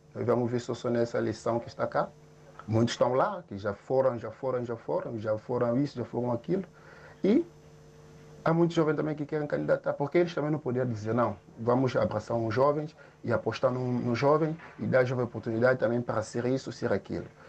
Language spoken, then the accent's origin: Portuguese; São Tomé, São Tomé & Príncipe; now in Portugal; sou de São Tomé